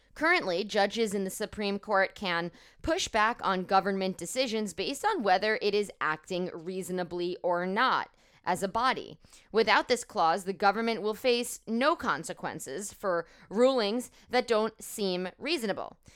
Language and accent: English; United States; also born or lived in New York; I, as an American Jewish woman